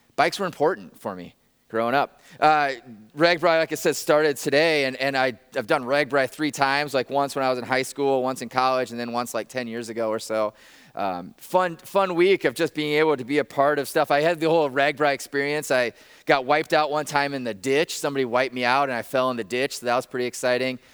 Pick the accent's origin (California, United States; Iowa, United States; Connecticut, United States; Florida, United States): Iowa, United States; Northwest; I grew up in Northwest Iowa, a tiny town of, like, seven hundred people in Northwest Iowa